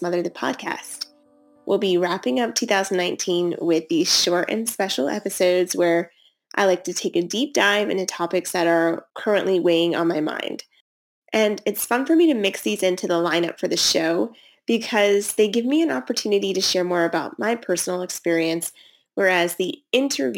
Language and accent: English; United States; born or raised there